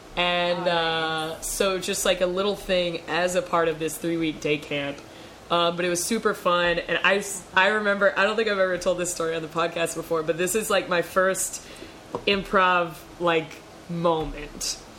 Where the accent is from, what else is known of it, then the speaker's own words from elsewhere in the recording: Canada; I'm from Canada.